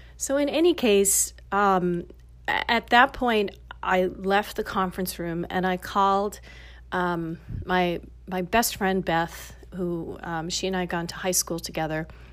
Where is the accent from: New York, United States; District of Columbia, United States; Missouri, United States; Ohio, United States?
New York, United States; New York City; moved away as an adult; now in Los Angeles, United States; growing up in Queens and living in the city